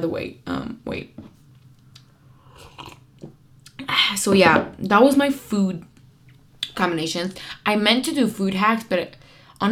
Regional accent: Kurdistan, Iran; moved away; I'm Kurd from Iran

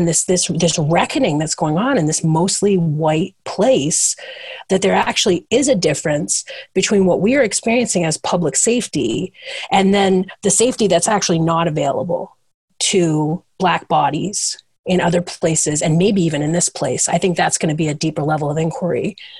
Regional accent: Ipswich, Massachusetts, United States; born or raised there

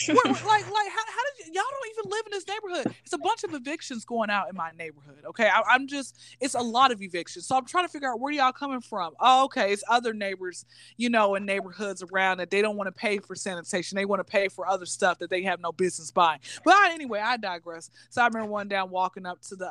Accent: Atlanta, Georgia, United States; born and raised in Atlanta, Georgia, hot Atlanta.

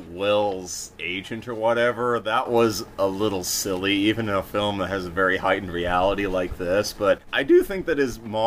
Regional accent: Massachusetts, United States; accent: masshole

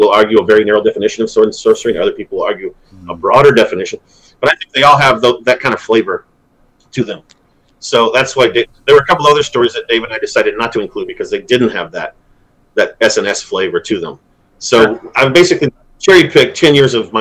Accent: Kentucky, United States; also born or lived in Auburn, California; now in near Auburn, California, United States; I'm from Kentucky, but ironically, I now live about an hour away from Auburn

